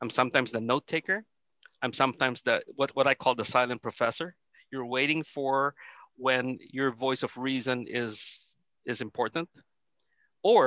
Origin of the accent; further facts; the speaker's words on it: Manila, Metro Manila, Philippines; I grew up in Manila